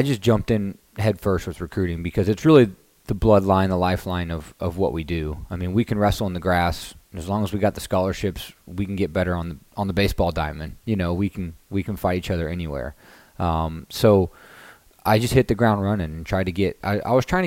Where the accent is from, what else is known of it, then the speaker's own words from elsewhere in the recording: Kansas, United States; moved away as an adult; also born or lived in Chapel Hill, North Carolina; I'm from Kansas.